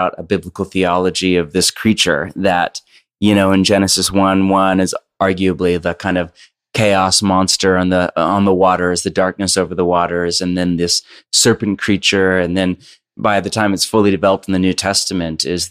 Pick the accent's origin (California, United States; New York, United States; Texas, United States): California, United States; Bay Area; now in Portland, United States; I grew up born and raised kind of on the West Coast. So I grew up in Bay Area and then moved to Portland